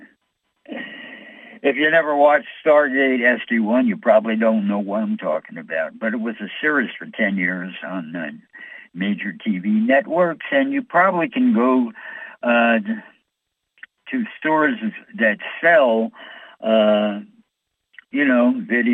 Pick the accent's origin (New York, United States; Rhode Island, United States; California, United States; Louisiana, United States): New York, United States; I'm from New York